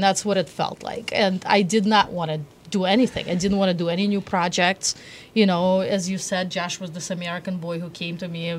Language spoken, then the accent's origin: English; Moscow, Russia; now in United States; I grew up in Moscow.